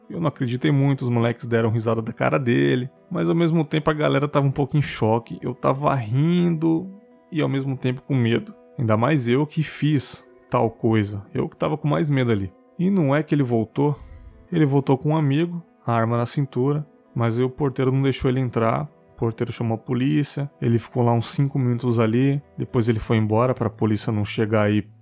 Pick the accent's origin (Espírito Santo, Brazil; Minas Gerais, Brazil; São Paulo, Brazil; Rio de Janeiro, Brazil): São Paulo, Brazil; disse que eu sou de São Miguel Paulista, me mudei para um conjunto habitacional do governo mais ou menos em 98, 99. Era um lugar muito tranquilo, dificilmente acontecia alguma coisa pesada pela redondeza.